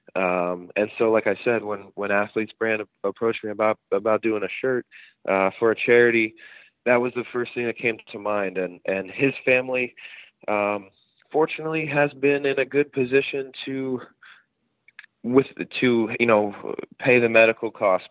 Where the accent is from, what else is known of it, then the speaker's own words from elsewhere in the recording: New Jersey, United States; when I was growing up in South Jersey